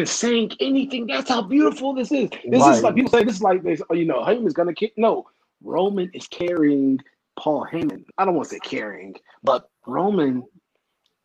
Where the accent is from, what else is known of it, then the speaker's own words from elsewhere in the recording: Midwest, United States; we from the Midwest